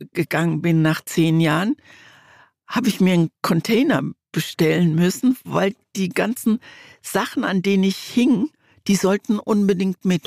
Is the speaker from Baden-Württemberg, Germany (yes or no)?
yes; Mannheim, Baden-Württemberg, Germany; also born or lived in East Germany (GDR); wir sind damals 1953 aus der DDR geflohen und unser erster unser erster Ort war Mannheim. Da bin ich dann groß geworden und Mannheim ist wirklich auch ein Stück Heimat